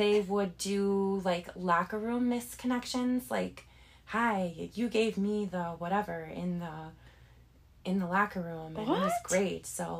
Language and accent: English; West Allis, Wisconsin, United States; So all that leads us here to West Allis, Wisconsin, my hometown